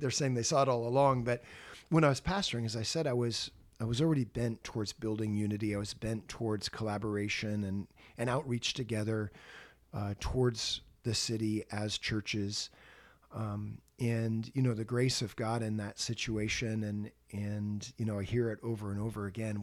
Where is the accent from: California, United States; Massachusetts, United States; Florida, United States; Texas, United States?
California, United States; Santa Rosa; also born or lived in Los Angeles, California; I was born and raised in Santa Rosa, California, up in Sonoma County